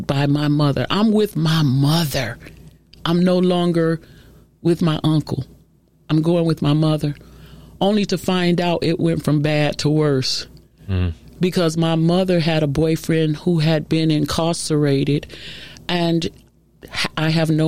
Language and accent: English; Chicago, Illinois, United States; I'm originally from Chicago